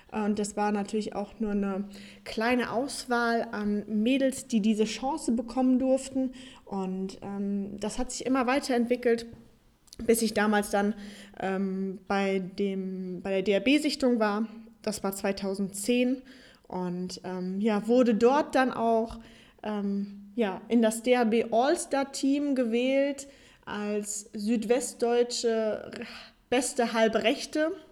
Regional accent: Darmstadt, Hesse, Germany; Ich komme ursprünglich aus Darmstadt und bin mittlerweile 24 Jahre, wohne jetzt zwischen Köln und Düsseldorf

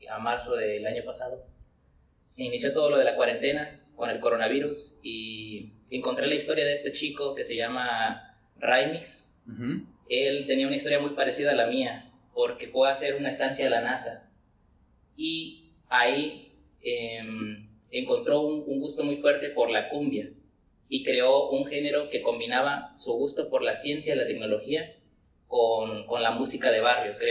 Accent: Coatzacoalcos, Veracruz, Mexico; Tengo 24 años, soy originario de Coatzacoalcos, Veracruz

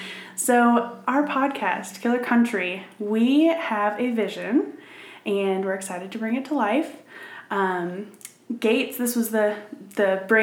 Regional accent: Minnesota, United States; now in Huntsville, Alabama, United States; I'm originally from Minnesota.

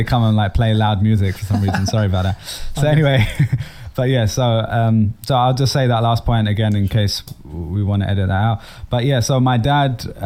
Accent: London, United Kingdom; moved away as an adult; also born or lived in Dublin, Ireland; now in New York, United States; I'm based in New York nowadays, but as you can probably tell, I'm originally from London. I grew up in London anyway.

